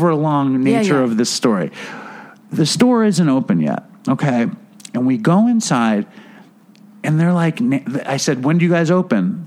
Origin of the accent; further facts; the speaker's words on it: New York City, New York, United States; I'm from Manhattan.